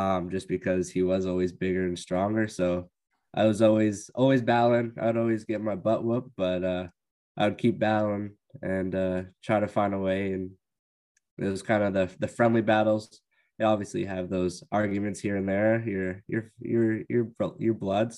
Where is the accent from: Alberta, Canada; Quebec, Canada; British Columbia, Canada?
Alberta, Canada; a small town outside of Calgary; moved away; I'm from Alberta. I grew up in a small town outside of Calgary, which is our big city